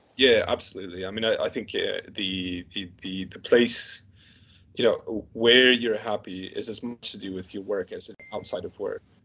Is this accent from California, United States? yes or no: no; Canton, Ohio, United States; also born or lived in St. Louis, Missouri; now in United Kingdom; I grew up in a place called Canton, Ohio, which is about 40, 50 miles south of Cleveland, Ohio.